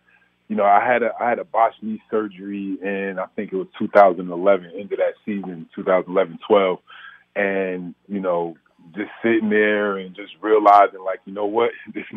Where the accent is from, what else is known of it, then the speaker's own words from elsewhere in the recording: Orange, New Jersey, United States; I'm from Orange, New Jersey, and the war on drugs was real.